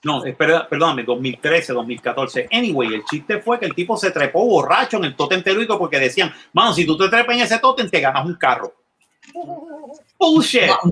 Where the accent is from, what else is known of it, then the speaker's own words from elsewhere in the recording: Puerto Rico; moved away; also born or lived in Scotland; ya veo a Puerto Rico como sí, eh, eh, donde yo nací, chévere. Todavía están los huesos de mis abuelos y de mis padres allí los huesos de mi, de mi madre biológica y de mis abuelos que me criaron están allí